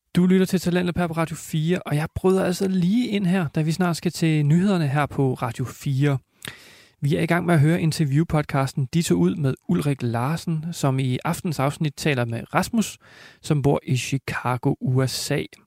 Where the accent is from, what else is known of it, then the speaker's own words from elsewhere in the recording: Denmark; also born or lived in United States; hjemme i Danmark